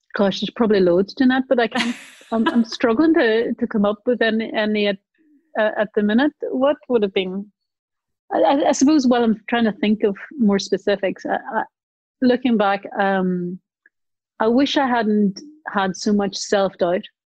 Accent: Northern Ireland, United Kingdom; growing up in Northern Ireland

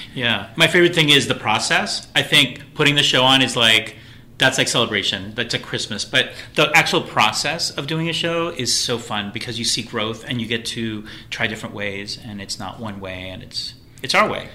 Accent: Miami, Florida, United States; also born or lived in Puerto Rico; Um, I grew up in Florida. Um, I'm from Miami

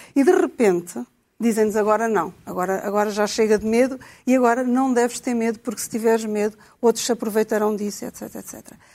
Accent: Portugal

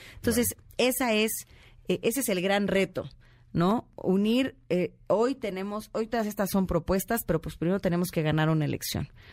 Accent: State of Mexico, Mexico; soy más mexiquense que priista

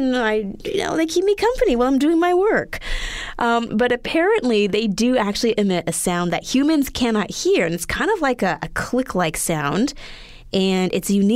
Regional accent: Edmonton, Alberta, Canada; moved away; growing up in Edmonton, Alberta, we were further north

